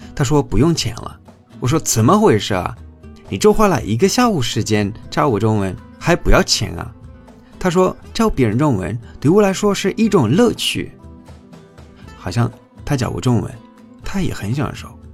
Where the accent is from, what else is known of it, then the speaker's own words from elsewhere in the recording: Spain; first language Spanish; Chinese is a second language; moved away as an adult; now in China; 我是在中国生活工作五年的西班牙人